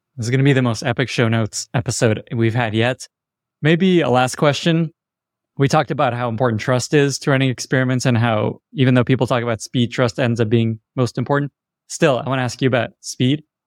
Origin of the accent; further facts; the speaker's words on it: Odesa, Odesa Oblast, Ukraine; moved away; I was born in Odessa, Ukraine, which was not so far from Chernobyl.